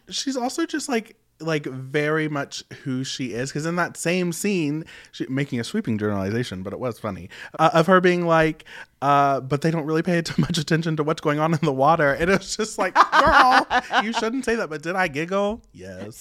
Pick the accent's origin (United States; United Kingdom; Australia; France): United States; West Virginia; moved away; I'm from West Virginia. As y'all know, very super rural, one stoplight county, very that. And, you know, it is very traditional